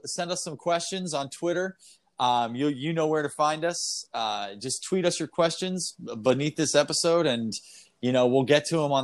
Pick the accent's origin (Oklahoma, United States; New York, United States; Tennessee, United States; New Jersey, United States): New Jersey, United States; moved away as an adult; also born or lived in Los Angeles; I'm from New Jersey